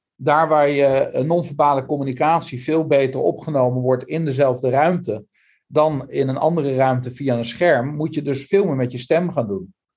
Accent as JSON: {"language": "Dutch", "country": "Netherlands", "said": "ons als Hollanders"}